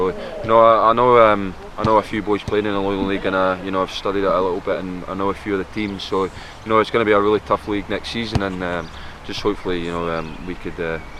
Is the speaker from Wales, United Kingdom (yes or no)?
no; Leven, Scotland, United Kingdom; I'm quite local, you know, I'm from Leaven